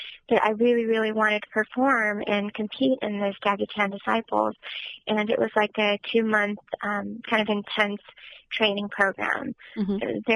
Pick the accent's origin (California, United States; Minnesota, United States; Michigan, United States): California, United States; Southern; I was born and raised in Southern California